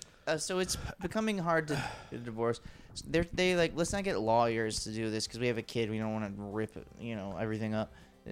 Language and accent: English; Beverly Hills, California, United States; I grew up in Beverly Hills, and my parents never made it.